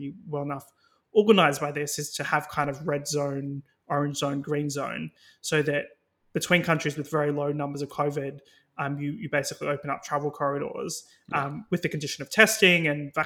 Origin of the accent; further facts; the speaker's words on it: Australia; now in United Kingdom; as an Australian